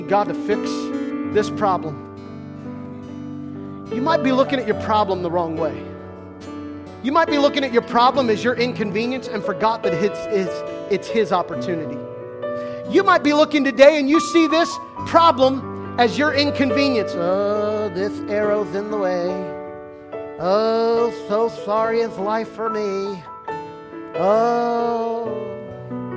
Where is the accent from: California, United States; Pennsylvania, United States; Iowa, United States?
Pennsylvania, United States; Central; now in Western Pennsylvania, United States; I grew up in Central PA and became my number one team the moment I moved to Western Pennsylvania